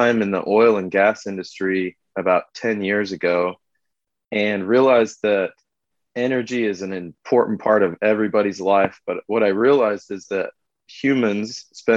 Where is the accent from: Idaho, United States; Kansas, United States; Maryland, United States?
Idaho, United States; moved away as an adult; also born or lived in California; me and my brother Clint were born and raised in Idaho